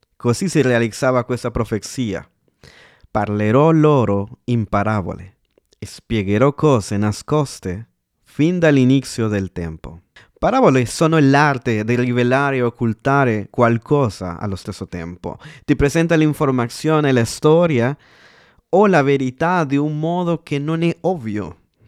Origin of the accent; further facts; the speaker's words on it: El Salvador; moved away; io sono del Salvador, America Centrale